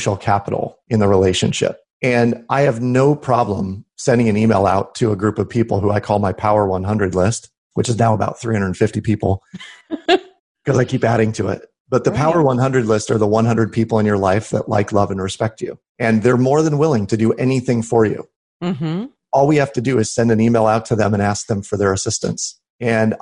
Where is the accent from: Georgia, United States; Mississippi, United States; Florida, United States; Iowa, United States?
Iowa, United States; Des Moines; Des Moines, Iowa, which is my hometown here, it's a small town.